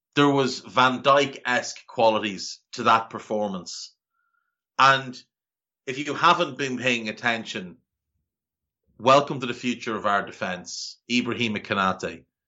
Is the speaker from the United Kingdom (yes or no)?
no; Ireland; growing up in Ireland